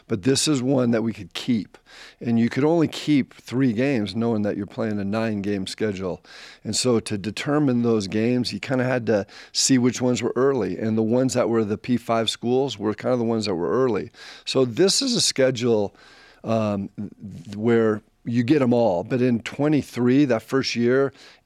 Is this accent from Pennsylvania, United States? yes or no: no; La Crescenta, California, United States; moved away as an adult; also born or lived in Utah; I grew up in La Crescenta, California. It's about 20 minutes from the Rose Bowl.